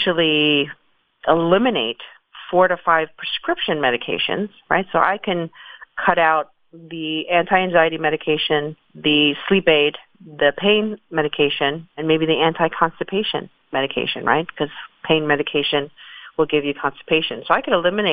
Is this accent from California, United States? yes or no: no; New York City, New York, United States; moved away as an adult; also born or lived in San Francisco; I grew up in the Bronx.